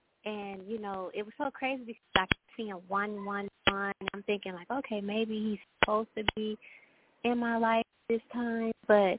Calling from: Texas, United States; I'm Kiera. I'm calling from Texas.

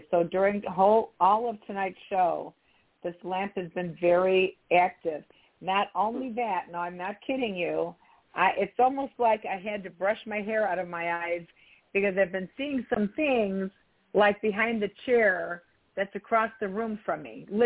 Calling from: Philadelphia, Pennsylvania, United States; Hi, this is … calling. I'm calling from Philadelphia, PA.

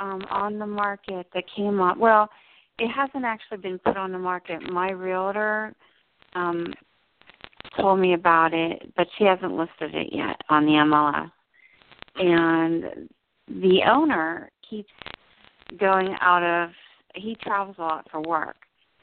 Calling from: New Jersey, United States; I'm in New Jersey.

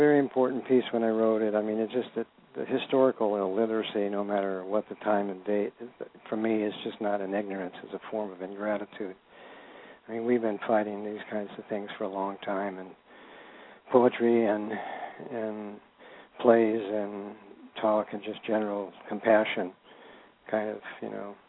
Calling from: California, United States; I'm calling from north of San Francisco, about 40 miles, right up on the border of Marin, Sonoma, county lines.

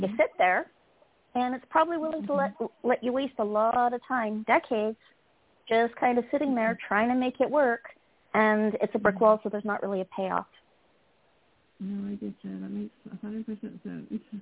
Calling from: California, United States; I'm calling from California.

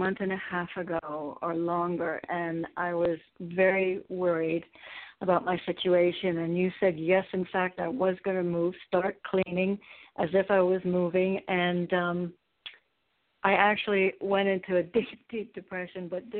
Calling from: Connecticut, United States

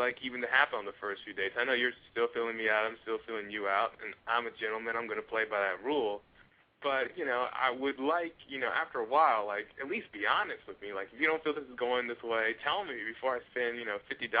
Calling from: Los Angeles, California, United States; Los Angeles.

